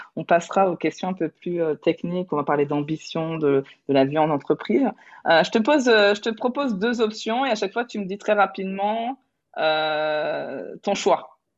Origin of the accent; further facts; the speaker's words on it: Toulouse, Occitania, France; je suis toulousaine